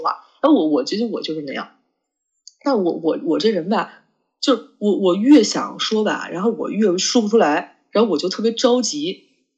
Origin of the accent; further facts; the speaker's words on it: China; 我中国人这，这思想